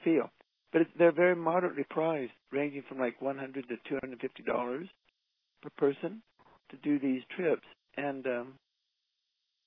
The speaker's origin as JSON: {"language": "English", "region": "Utah", "country": "United States", "said": "we're from Utah"}